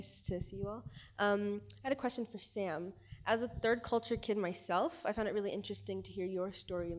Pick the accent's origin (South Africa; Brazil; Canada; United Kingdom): Canada; now in Kenya; I come from Canada and my parents are both Kenyan.